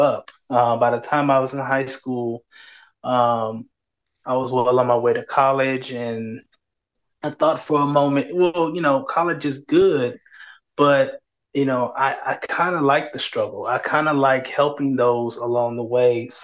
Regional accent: San Antonio, Texas, United States; I was born and raised in San Antonio.

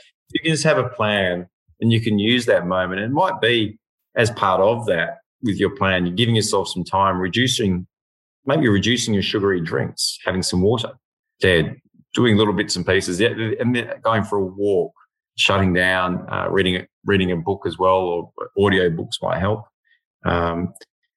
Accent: Western Australia, Australia; now in Victoria, Australia; being West Aussie

